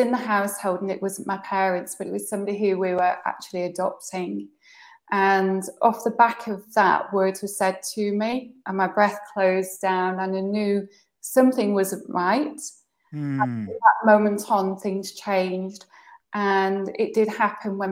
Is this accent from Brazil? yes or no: no; United Kingdom; moved away as an adult; also born or lived in Southwest France; now in France; I'm British.